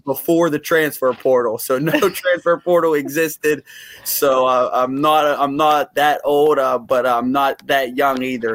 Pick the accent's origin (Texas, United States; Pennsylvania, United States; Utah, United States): Pennsylvania, United States; Uniontown; moved away; I, I grew up in Uniontown, Pennsylvania, uh, which is a small town about an hour south of Pittsburgh.